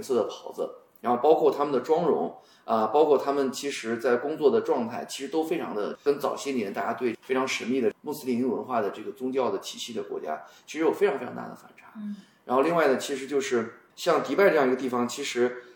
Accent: China; 我们中国人

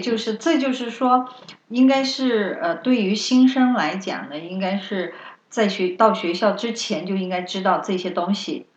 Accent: China; now in United States; 咱们中国学生

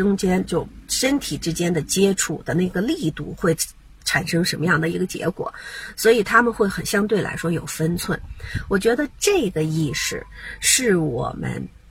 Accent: Beijing, China; now in Seattle, United States; 所以我现在所有分享的内容都是基于说我在美国这个西雅图地区，然后呢，在中国我是在北京从北京过来的啊

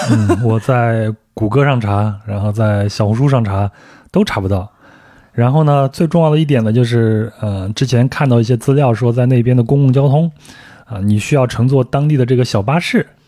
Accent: China; 我说从中国过来

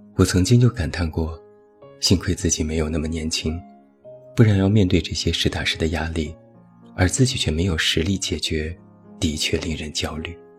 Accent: China; 我们中国人

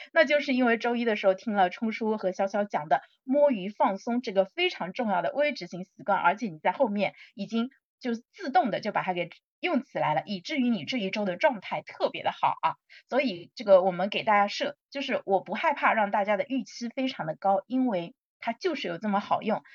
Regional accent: China; 我们中国人

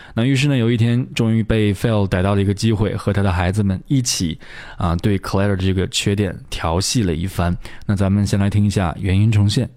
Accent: China; 我们中国人在读发音，在读英语的时候有一个倾向，就是会习惯性地把它读得很短

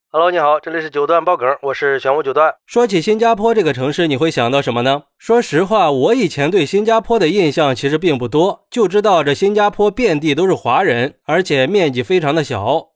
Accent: China; 作为一个中国人

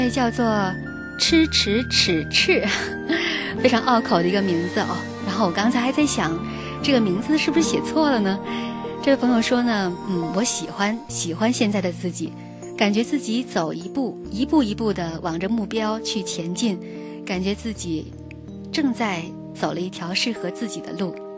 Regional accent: China; 我们中国人在心目当中有一种特别强烈的要出人头地的感觉

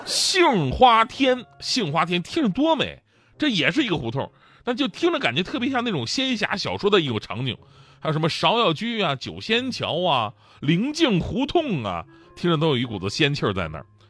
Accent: Northeast China, China; 我作为一个东北人

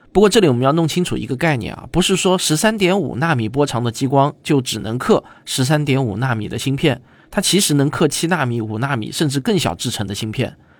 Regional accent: China; 我们中国人

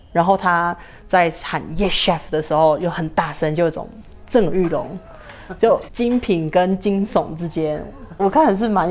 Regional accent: Taiwan; accent: Taiwanese accent; moved away as an adult; now in San Cristóbal de las Casas, Mexico; 我就快回台湾了，

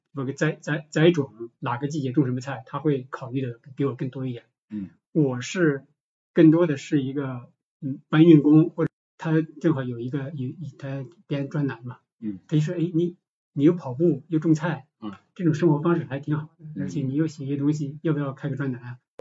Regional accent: Shiyan, Hubei, China; moved away as an adult; now in Guangzhou, China; 我老家石硖子嘛

